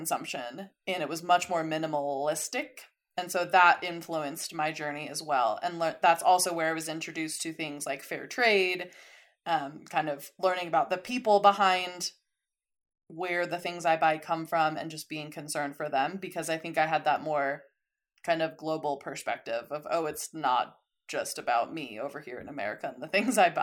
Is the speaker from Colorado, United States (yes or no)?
yes; Colorado Springs, Colorado, United States; moved away as an adult; also born or lived in San Diego; I grew up in Colorado Springs and then went to college in San Diego